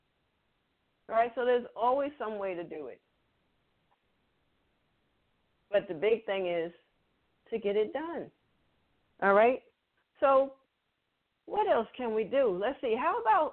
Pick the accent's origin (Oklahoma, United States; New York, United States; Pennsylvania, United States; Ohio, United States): New York, United States; Okay, I'm from New York. Some of you know, some of you don't. Everyone should. I'm from New York with dance skaters.